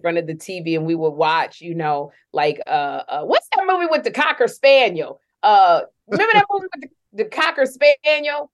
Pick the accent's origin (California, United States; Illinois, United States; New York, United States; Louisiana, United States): Illinois, United States; Chicago; moved away; growing up in Chicago, it just breeds like an independence